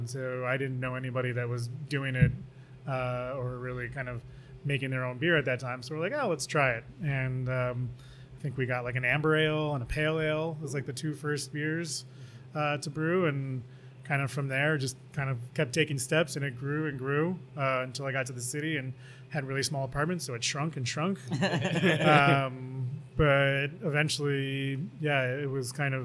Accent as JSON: {"language": "English", "town": "Rochester", "region": "New York", "country": "United States", "moved": "yes", "said": "I'm from originally from Rochester, New York"}